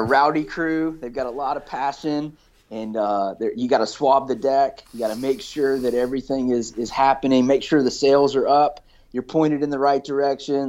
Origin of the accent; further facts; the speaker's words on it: Valdosta, Georgia, United States; now in Florida, United States; I grew up in South Georgia